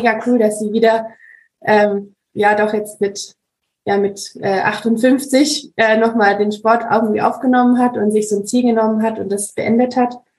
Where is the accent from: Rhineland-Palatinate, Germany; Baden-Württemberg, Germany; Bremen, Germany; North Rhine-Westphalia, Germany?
Baden-Württemberg, Germany; Ravensburg; ich bin aus Ravensburg, aus Süddeutschland